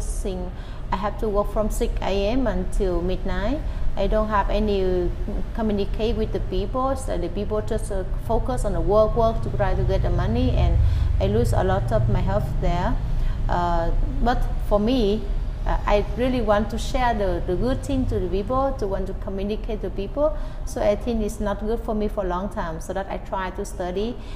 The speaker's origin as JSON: {"language": "English", "town": "Hoi An", "region": "Quang Nam", "country": "Vietnam", "tie": "born or raised there", "second_language": "English", "moved": "yes", "lives_now": "Ho Chi Minh City, Vietnam", "said": "Hoi An, my hometown"}